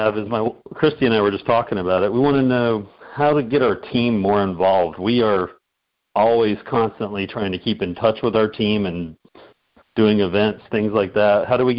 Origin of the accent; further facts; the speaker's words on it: Panama City Beach, Florida, United States; accent: southern; now in Venice, Florida, United States; Well, I grew up in Panama City Beach, Florida, which we called it L.A., Lower Alabama.